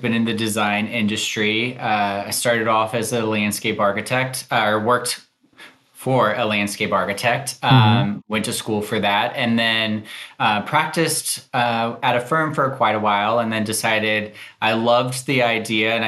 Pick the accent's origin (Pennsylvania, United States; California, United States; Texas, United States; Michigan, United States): Texas, United States; South; also born or lived in New York; now in Dallas, United States; I'm originally from Texas, South Texas